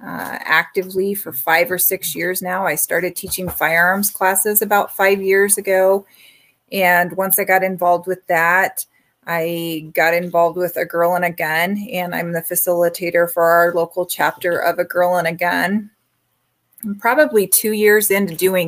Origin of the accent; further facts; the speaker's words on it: Gering, Nebraska, United States; I'm from Gearing, Nebraska